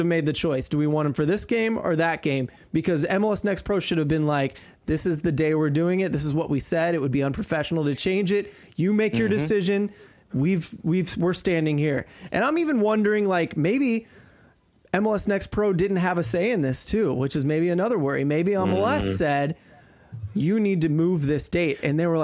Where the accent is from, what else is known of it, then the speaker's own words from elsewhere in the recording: St. Louis, Missouri, United States; we're from St. Louis, and this is a St. Louis podcast